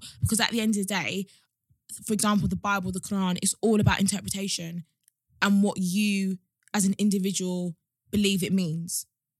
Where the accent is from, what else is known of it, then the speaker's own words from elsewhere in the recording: Nigeria; Growing up in Nigeria and our house.